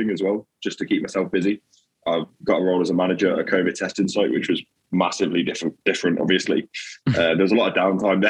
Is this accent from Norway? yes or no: no; the Midlands, England, United Kingdom; moved away; I'm from the Midlands originally